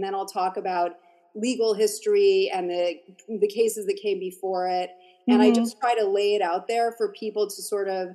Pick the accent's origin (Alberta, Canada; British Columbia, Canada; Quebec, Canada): Quebec, Canada; Montreal; I grew up in Montreal.